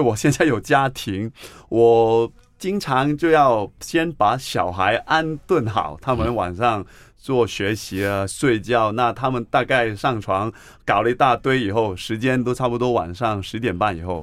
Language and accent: Chinese; Hong Kong; accent: Hong Kong; first language Cantonese; Chinese is a second language; moved away as an adult; now in Taiwan; 我也是从香港来的